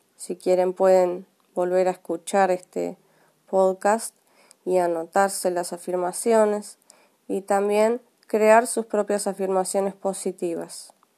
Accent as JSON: {"language": "Spanish", "country": "Argentina", "said": "soy de Argentina"}